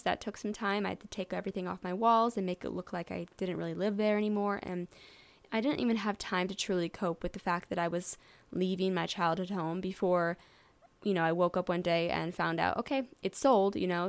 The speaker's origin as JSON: {"language": "English", "town": "St. Louis", "region": "Missouri", "country": "United States", "tie": "born or raised there", "said": "I am from Saint Louis, Missouri"}